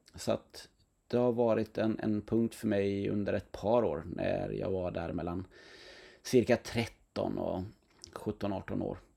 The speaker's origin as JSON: {"language": "Swedish", "town": "Knäred", "region": "Halland County", "country": "Sweden", "tie": "born or raised there", "said": "i Knäred där jag växte upp"}